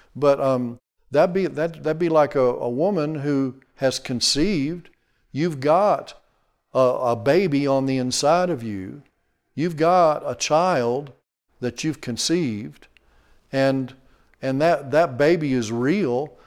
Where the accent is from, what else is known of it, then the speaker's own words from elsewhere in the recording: Texas, United States; we're from Texas